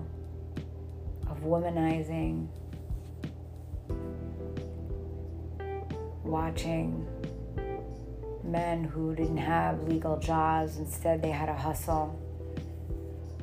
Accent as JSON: {"language": "English", "town": "New York City", "region": "New York", "country": "United States", "tie": "born or raised there", "said": "I'm a New Yorker, true and true, born and raised"}